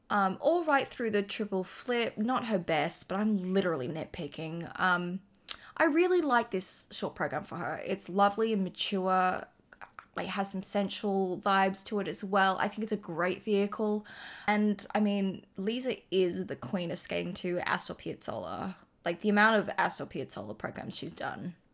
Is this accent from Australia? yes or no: yes; Australia; I'm Australian.